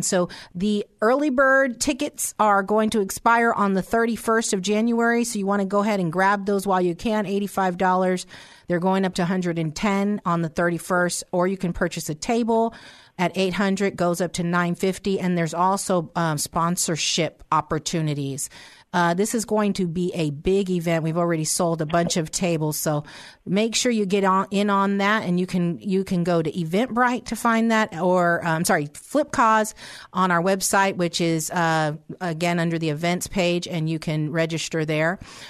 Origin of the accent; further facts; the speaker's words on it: Pittsburgh, Pennsylvania, United States; now in Stockton, United States; That's my hometown.